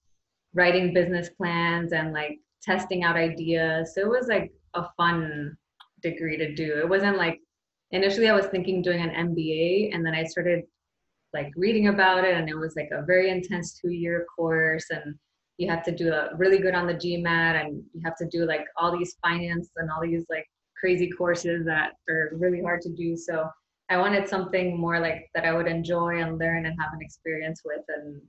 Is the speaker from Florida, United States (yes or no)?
yes; Hialeah, Florida, United States; moved away as an adult; also born or lived in Brooklyn, New York / Gainesville, Florida; now in Jacksonville, United States; In Miami, so in an area called Hialeah.